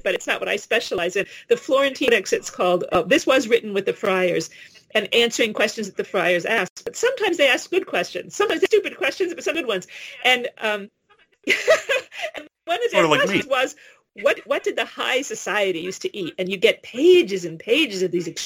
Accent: New York City, New York, United States; I grew up in New York City

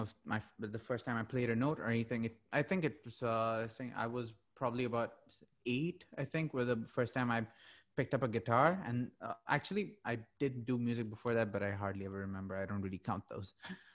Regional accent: Muscat, Oman; now in Dubai, United Arab Emirates; I was born and brought up in Muscat, Oman.

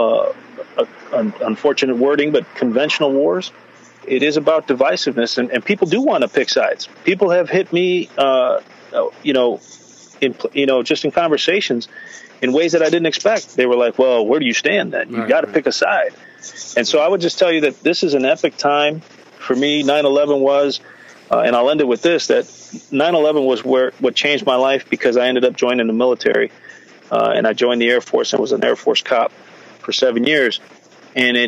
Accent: United States; I'm an American.

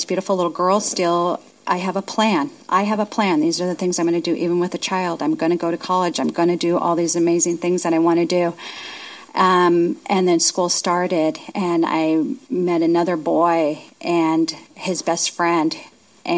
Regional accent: Union Gap, Washington, United States; I'm from Union Gap.

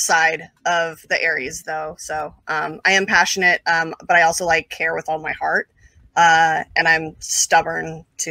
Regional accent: San Jose, California, United States; also born or lived in Santa Clara, California; I grew up in San Jose, which is literally like a 5-minute drive from Santa Clara.

